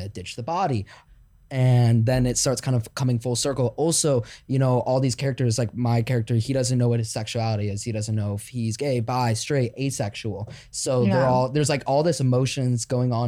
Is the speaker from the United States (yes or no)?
yes; Chicago, Illinois, United States; now in Los Angeles, United States; I'm from Chicago